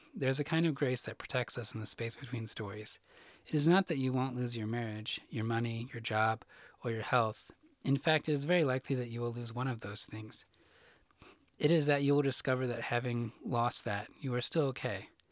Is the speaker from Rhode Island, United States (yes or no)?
no; Illinois, United States; moved away as an adult; now in Arkansas, United States; I grew up in Illinois